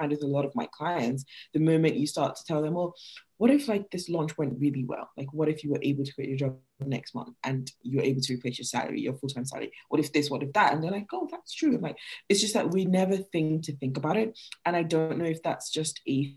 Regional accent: Nigeria; moved away; I'm Nigerian, like I'm from Nigeria originally, and moving here

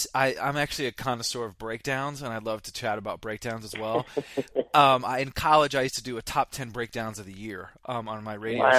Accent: Vermont, United States; I grew up in Vermont.

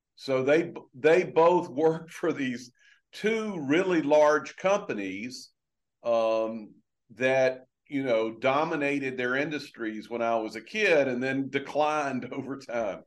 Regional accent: LaGrange, Georgia, United States; moved away; I grew up in a little town in Georgia, oh. uh, LaGrange, Georgia

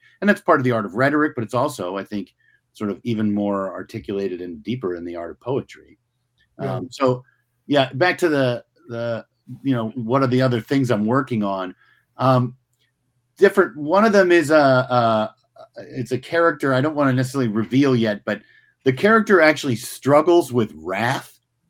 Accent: United States; because one, I'm an American and New York is a city in my country.

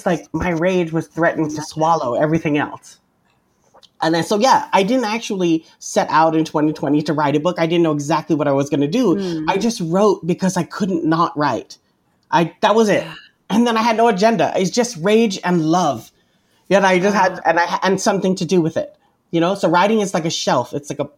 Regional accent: Guam; moved away as an adult; also born or lived in Spokane, Washington / Hawaii; I'm an Indigenous Chamorro person, born and raised on Guam

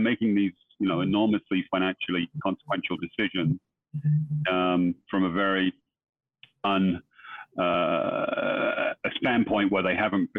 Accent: London, United Kingdom; moved away as an adult; now in United States; I was born and brought up in London. I came over here, 30 years ago, probably.

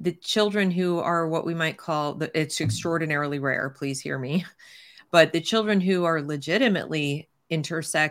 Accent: United States; I'm speaking as an American from an American perspective

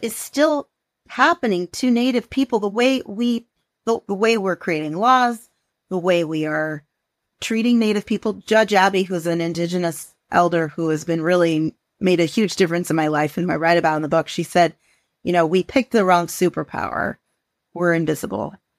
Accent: the Northwest, Pacific Northwest, United States; I am, was born and raised in the Northwest

